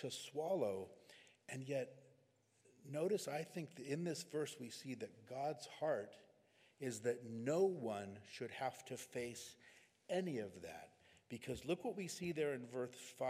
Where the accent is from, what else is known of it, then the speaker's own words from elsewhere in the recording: California, United States; we're from California